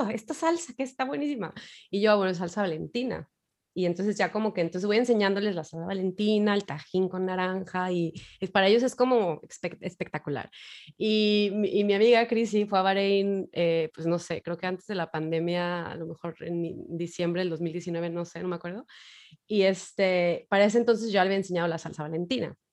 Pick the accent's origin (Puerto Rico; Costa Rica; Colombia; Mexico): Mexico; todas las sospechas como un mexicano que puede viajar este, es porque es narcotraficante